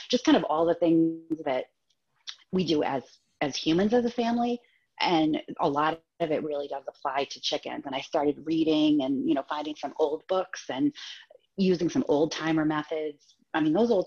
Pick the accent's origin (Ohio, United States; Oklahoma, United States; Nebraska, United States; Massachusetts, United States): Massachusetts, United States; moved away as an adult; now in Maine, United States; I grew up in Massachusetts and lived in different places because my husband was in the Navy